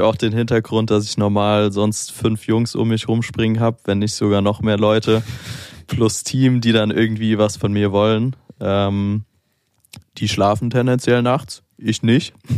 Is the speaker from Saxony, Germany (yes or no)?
no; Mainz, Rhineland-Palatinate, Germany; moved away as an adult; now in Berlin, Germany; ich komme aus Mainz, ist ja eher ein bisschen ruhiger im Vergleich jetzt zu Berlin